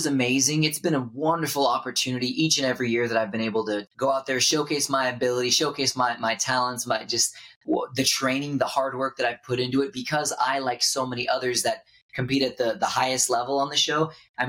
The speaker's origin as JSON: {"language": "English", "town": "Houston", "region": "Texas", "country": "United States", "tie": "born or raised there", "said": "I grew up in Houston, Texas"}